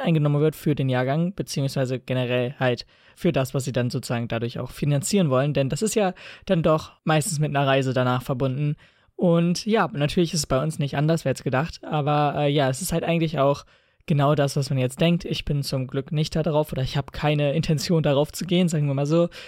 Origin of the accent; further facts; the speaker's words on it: Lower Saxony, Germany; bei uns in Niedersachsen jetzt bald Landtagswahlen sind